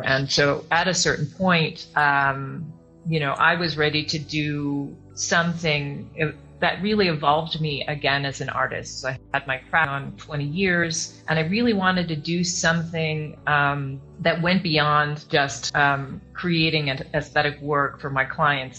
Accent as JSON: {"language": "English", "town": "Chicago", "region": "Illinois", "country": "United States", "tie": "born or raised there", "also_born_or_lived": "Yucatan Peninsula, Mexico", "moved": "as an adult", "lives_now": "Mexico", "said": "I grew up in Chicago, uh, born in Chicago"}